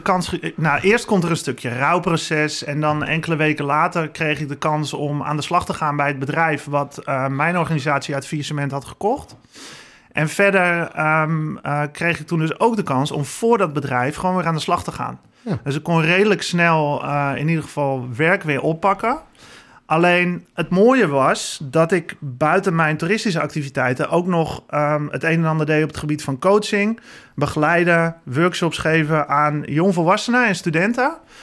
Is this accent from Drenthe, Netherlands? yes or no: no; Zwaag, North Holland, Netherlands; now in Heiloo, Netherlands; ik ben geboren en getogen in Zwaag